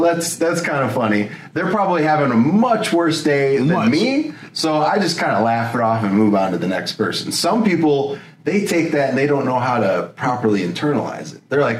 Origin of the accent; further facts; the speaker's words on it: Elgin, Illinois, United States; moved away; back where I grew up in Elgin, Illinois